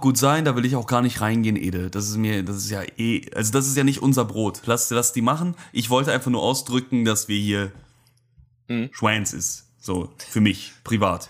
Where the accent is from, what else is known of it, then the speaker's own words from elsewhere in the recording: Germany; ich komme aus Deutschland